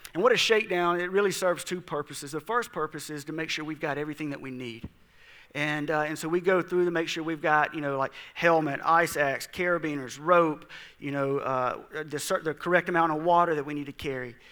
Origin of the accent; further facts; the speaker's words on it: South Mississippi, United States; I grew up in South Mississippi, and people quit their jobs during hunting season